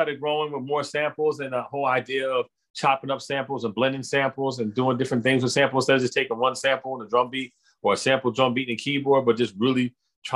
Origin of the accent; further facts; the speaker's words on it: New Jersey, United States; I'm from Jersey, but I was always in Manhattan